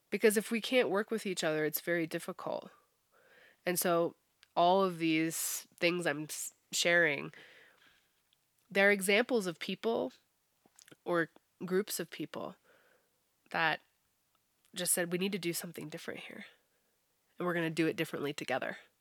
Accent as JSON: {"language": "English", "country": "United States", "said": "Americans definitely, yeah. We're, we're notorious for only speaking English"}